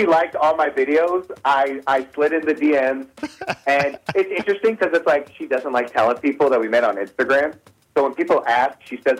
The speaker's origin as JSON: {"language": "English", "town": "Detroit", "region": "Michigan", "country": "United States", "tie": "born or raised there", "moved": "as an adult", "lives_now": "Los Angeles, United States", "said": "I started in L.A. I didn't start in my hometown."}